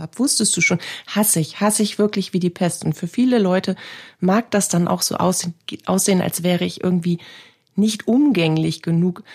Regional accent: Northern Germany, Germany; Hier bei uns in Norddeutschland

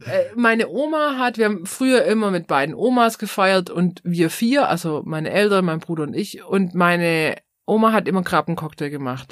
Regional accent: Swabia, Baden-Württemberg, Germany; accent: Swabian; unseren schwäbischen Akzent

